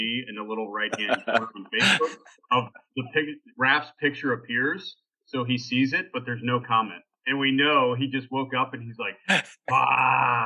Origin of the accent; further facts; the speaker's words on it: United States; moved away; as an American